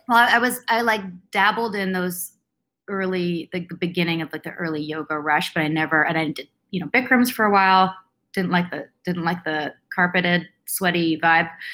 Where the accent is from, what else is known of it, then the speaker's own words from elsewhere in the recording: Vancouver, British Columbia, Canada; I grew up in Vancouver, um, born and raised here